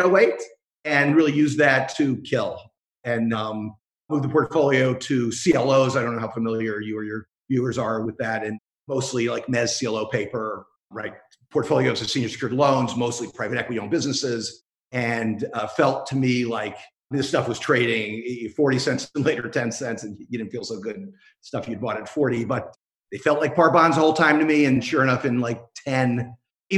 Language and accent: English; Miami, Florida, United States; moved away as an adult; now in Chicago, United States; I grew up in Miami, went to University of Florida